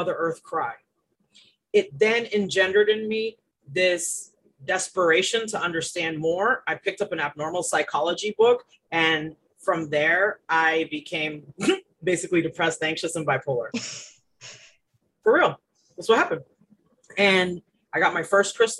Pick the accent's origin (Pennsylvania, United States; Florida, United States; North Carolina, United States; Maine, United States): Florida, United States; also born or lived in Boston, Massachusetts / Haiti (parents); I was born in Boston, Massachusetts. My parents are Haitian. They came from Haiti in the 70s, late 70s. And I was born in the 80s. We moved to Florida in 89 when I was about